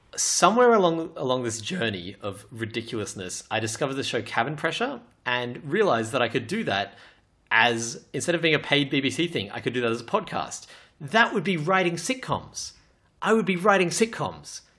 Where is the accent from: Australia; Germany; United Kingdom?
Australia; I'm Australian